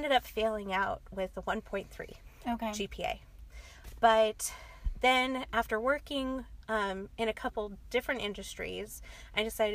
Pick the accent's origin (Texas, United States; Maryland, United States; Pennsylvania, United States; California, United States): California, United States; Los Angeles; accent: Valley Girl; I grew up in the San Fernando Valley